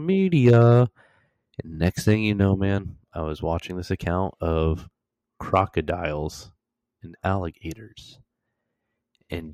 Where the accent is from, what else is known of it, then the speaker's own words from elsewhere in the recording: Florida, United States; moved away as an adult; I'm from Florida